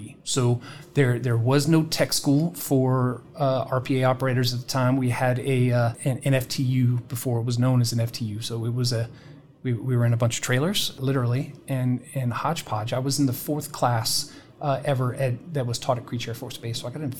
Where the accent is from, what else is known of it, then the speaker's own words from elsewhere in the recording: United Kingdom; So I grew up in the United Kingdom. I'm a military brat.